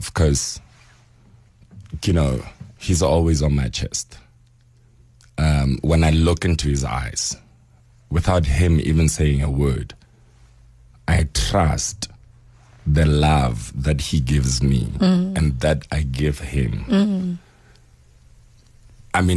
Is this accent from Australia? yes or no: no; Northern Transvaal, Gauteng, South Africa; also born or lived in Bophuthatswana; I was born in Buputatswana. I grew up in the North Transvaal, then changed to Gauteng.